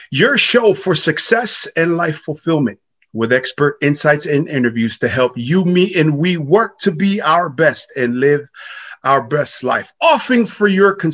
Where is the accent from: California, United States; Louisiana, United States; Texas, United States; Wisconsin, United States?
California, United States; Pomona; The first Tongan I ever saw on a poster growing up in Pomona, California was this brother.